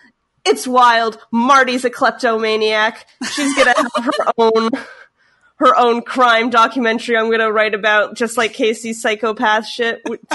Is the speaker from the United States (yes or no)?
no; Canada; I'm French Canadian.